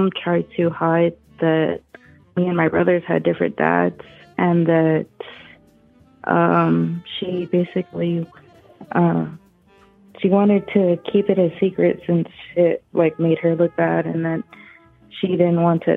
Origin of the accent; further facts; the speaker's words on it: Texas, United States; I'm from Texas